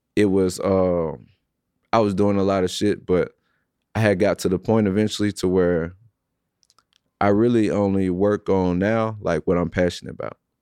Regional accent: St. Louis, Missouri, United States; I'm from Saint Louis, born and raised.

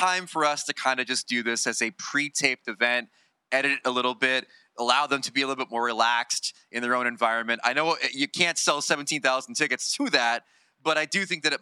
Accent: United States; as an American

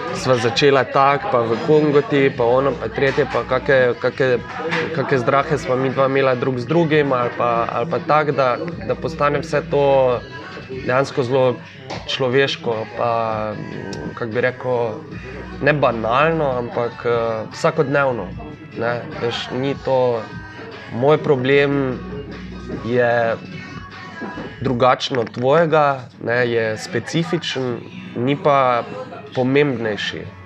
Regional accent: Maribor, Slovenia; sem jaz iz Maribora

